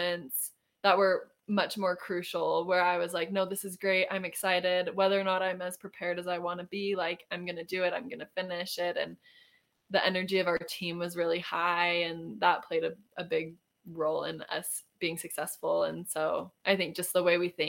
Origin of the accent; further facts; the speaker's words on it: Arizona, United States; moved away as an adult; now in Utah, United States; I am from Arizona, and I moved to Utah for school about 8 years ago or 7 years ago.